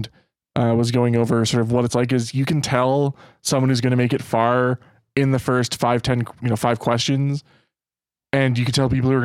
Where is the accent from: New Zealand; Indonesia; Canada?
Canada